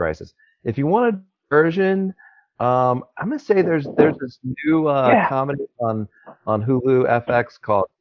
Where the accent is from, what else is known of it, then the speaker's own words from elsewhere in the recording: North Carolina, United States; I grew up in North Carolina.